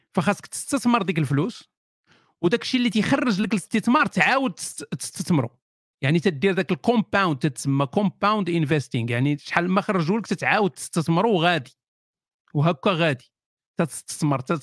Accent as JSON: {"language": "Arabic", "country": "Morocco", "said": "وحنا مغاربه"}